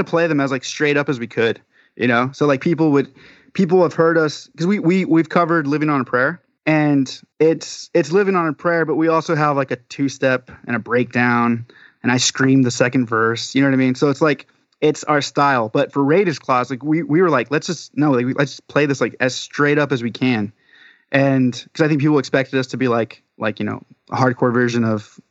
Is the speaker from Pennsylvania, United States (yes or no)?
no; Southern California, United States; we're from Southern California.